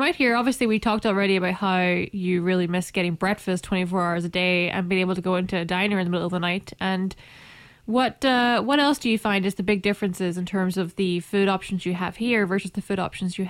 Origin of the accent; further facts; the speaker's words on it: Ireland; are you trying to imply that because I'm Irish, the stereotype that I must love potatoes is true?